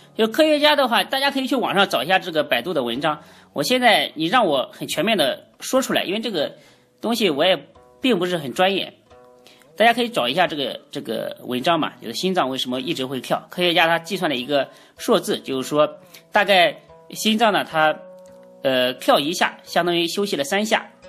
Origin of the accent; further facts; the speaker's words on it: China; 所以我们中国人啊，常说要顺毛驴